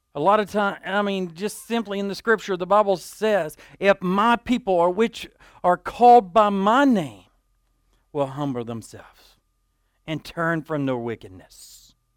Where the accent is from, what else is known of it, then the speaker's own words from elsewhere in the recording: Dumas, Texas, United States; At eleven years old, I was a young man growing up in Dumas